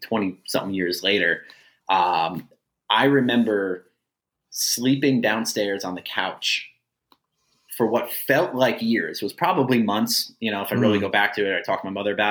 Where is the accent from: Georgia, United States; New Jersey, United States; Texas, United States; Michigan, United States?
New Jersey, United States; Jackson; I grew up in Jackson, New Jersey my whole life, as far as being a kid.